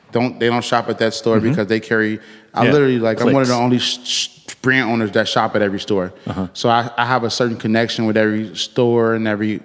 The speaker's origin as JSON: {"language": "English", "town": "Chicago", "region": "Illinois", "country": "United States", "tie": "born or raised there", "said": "I'm from the west side of Chicago"}